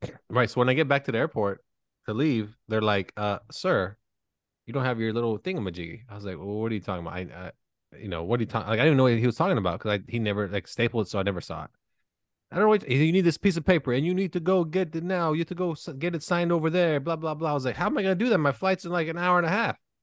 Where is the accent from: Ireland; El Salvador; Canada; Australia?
Canada; now in United States; I'm not an American citizen. I am from the land where they built the Blackberry